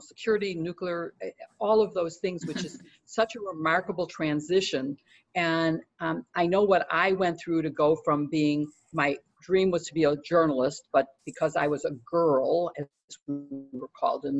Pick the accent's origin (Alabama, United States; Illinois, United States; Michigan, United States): Illinois, United States; Chicago; I'm from Chicago